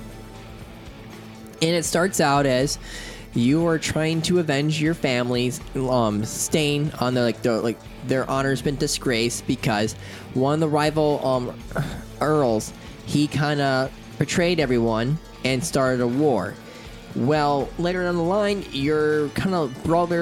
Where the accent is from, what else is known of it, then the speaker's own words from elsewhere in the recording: United States; I'm an American